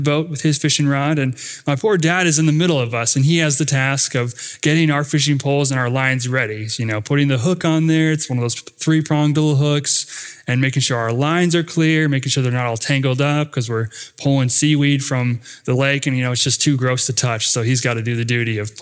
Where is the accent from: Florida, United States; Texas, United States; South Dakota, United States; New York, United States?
South Dakota, United States; Rapid City; where I grew up in Rapid City, South Dakota